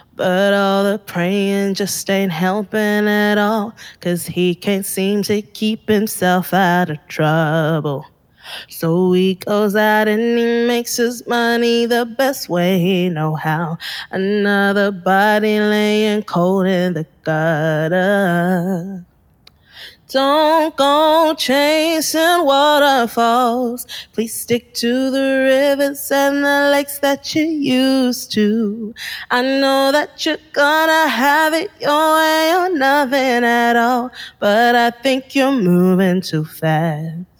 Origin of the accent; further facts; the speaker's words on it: Harare, Zimbabwe; also born or lived in Bulawayo, Zimbabwe; now in Melbourne, Australia; from five onwards, we were in Harare because my dad had started a business there